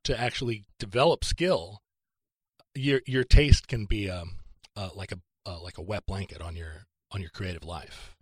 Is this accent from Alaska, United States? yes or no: yes; Alaska, United States; moved away; also born or lived in Seattle; I grew up in Alaska.